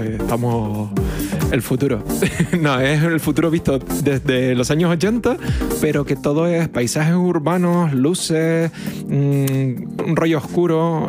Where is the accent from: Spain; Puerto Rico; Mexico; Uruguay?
Spain; somos españoles